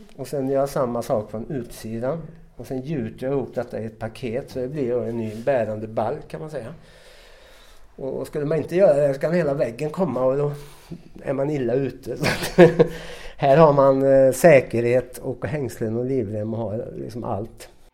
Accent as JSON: {"language": "Swedish", "country": "Sweden", "moved": "as an adult", "lives_now": "France", "said": "vi svenskar som jobbar här"}